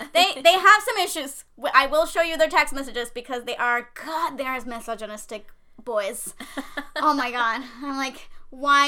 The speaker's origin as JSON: {"language": "English", "country": "Puerto Rico", "said": "I'm from Puerto Rico"}